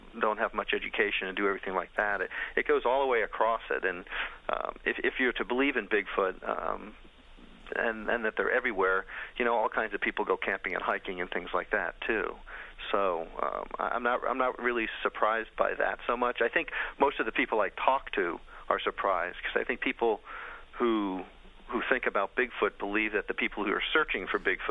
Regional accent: New Jersey, United States; also born or lived in Florida; now in Illinois, United States; I grew up in New Jersey

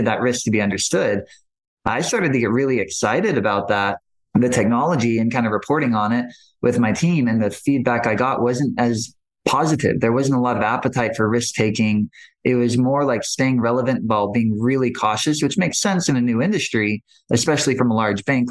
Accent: Maui, Hawaii, United States; I grew up on Maui.

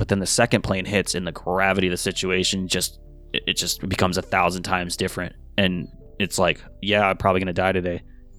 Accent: New York, United States; you're not used to earthquakes being a New Yorker

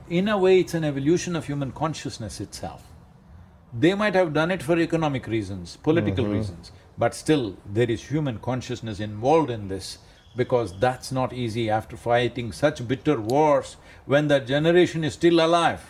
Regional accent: India; I'm Indian

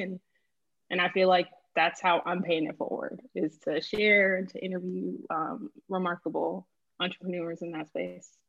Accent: Boston, Massachusetts, United States; moved away as an adult; also born or lived in Miami, Florida; now in Lisbon, Portugal; I'm originally from Boston, Massachusetts, was born in Miami, Florida. My parents are from Haiti

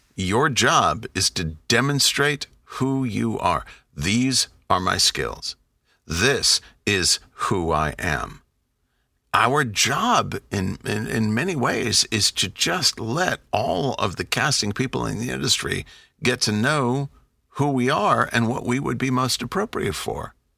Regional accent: United States; I'm an American.

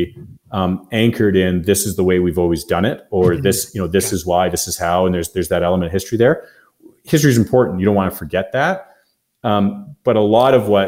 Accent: Canada; we're from Canada and we're in agriculture

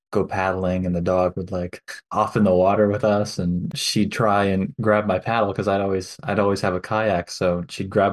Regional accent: Fort St. John, British Columbia, Canada; also born or lived in Grande Prairie, Alberta; I've lived in the Peace Country for my whole life. I was born in Grand Prairie, and I moved to Fort St. John when I was 2.5.

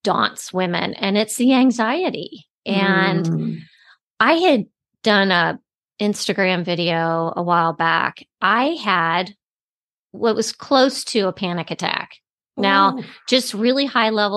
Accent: Cincinnati, Ohio, United States; I'm from Cincinnati, Ohio

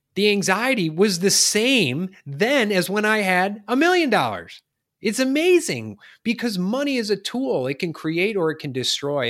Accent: Chicago, Illinois, United States; now in Charleston, United States; I'm from Chicago

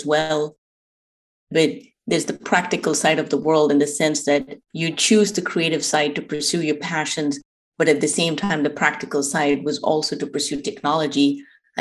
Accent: India; moved away; I grew up in India

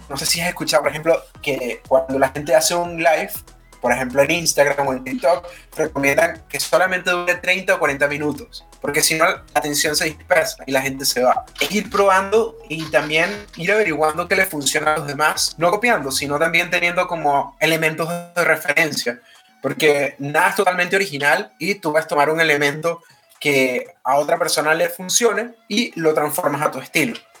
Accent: Venezuela; now in Chile; soy venezolano, estoy radicado en Chile

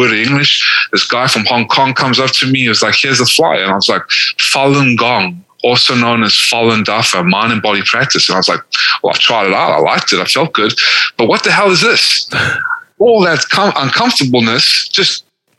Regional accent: South Africa; also born or lived in Atlanta, Georgia, United States; now in United States; The only reason I was born in South Africa is because my family that was slaughtered in the Holocaust in Lithuania and Hungary, what was left of them fled to South Africa. I was born. And then I moved to America, into Atlanta, Georgia, in the South.

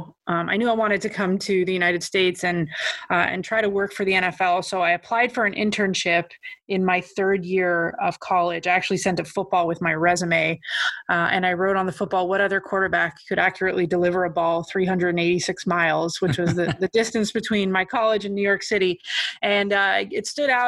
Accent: Ottawa, Ontario, Canada; the city in which I grew up, Ottawa, Ontario, Canada

